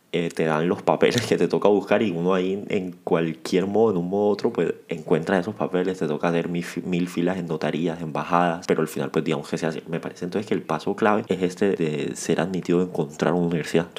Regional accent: Cartagena, Bolívar, Colombia; Yo también soy de, de Cartagena

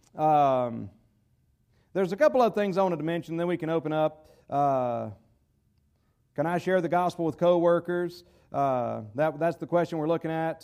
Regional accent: United States; as an American citizen

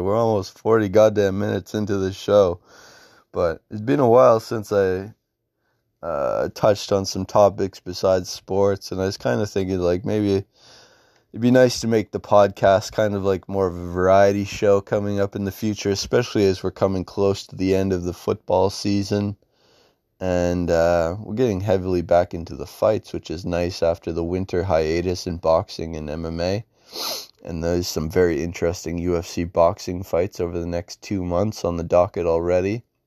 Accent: Canada; being a Canadian

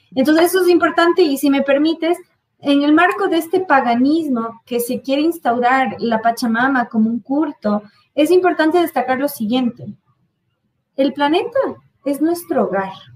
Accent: United States; Ya lo era en mi niñez en Estados Unidos

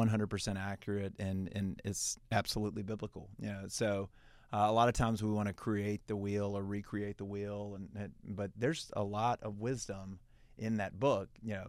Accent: Heflin, Alabama, United States; and, you know, then obviously, you know, growing up in Heflin, which is also a small town

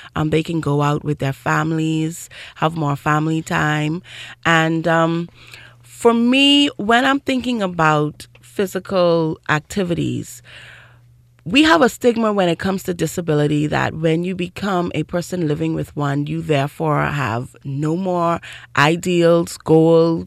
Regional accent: Grand Bahama, Bahamas; I grew up in Grand Bahama

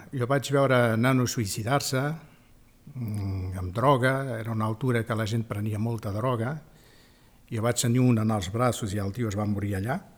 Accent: Spain; also born or lived in Africa; sóc espanyol

